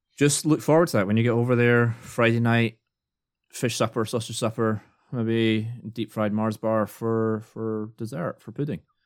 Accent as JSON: {"language": "English", "region": "Scotland", "country": "United Kingdom", "moved": "yes", "lives_now": "United States", "said": "I'm Scottish."}